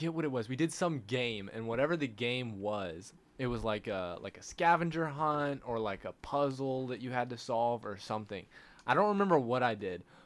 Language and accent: English; Dallas, Texas, United States; moved away; I'm from Dallas, and then I'm moving back there